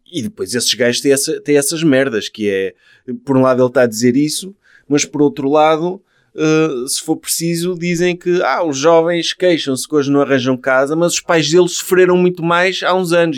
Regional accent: Portugal; eu como português

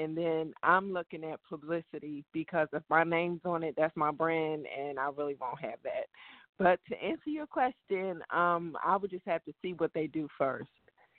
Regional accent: Asbury Park, New Jersey, United States; I'm from Asbury Park, New Jersey.

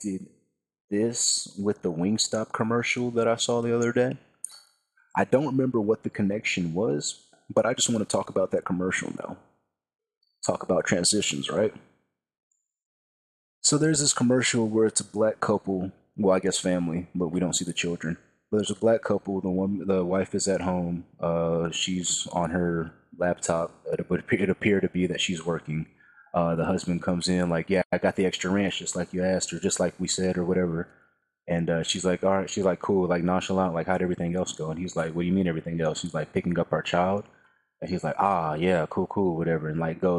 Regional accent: Texas, United States; from Texas

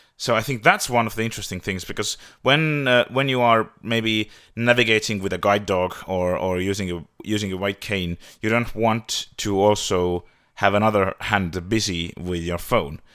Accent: Tallinn, Harju County, Estonia; I am from Tallinn, Estonia

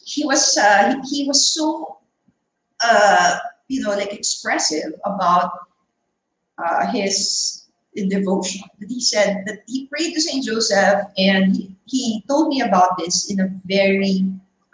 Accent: Philippines; what are we Filipinos

